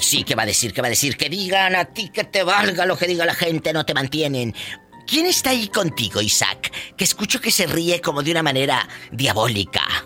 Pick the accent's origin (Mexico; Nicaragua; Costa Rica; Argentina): Mexico; Matamoros, Tamaulipas; mi paisana de Matamoros, Tamaulipas